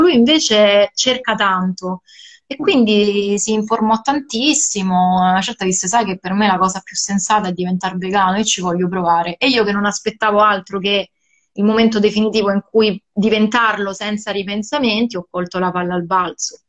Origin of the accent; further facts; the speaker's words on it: Sicily, Italy; sono cresciuta, io sono siciliana, e anch'io sono cresciuta sul mare come te